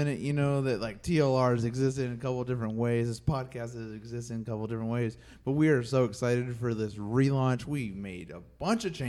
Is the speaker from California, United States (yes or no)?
no; North Carolina, United States; accent: Southern; moved away as an adult; now in Rhode Island, United States; I'm from North Carolina, and I've lived in Rhode Island for 11, 12 years now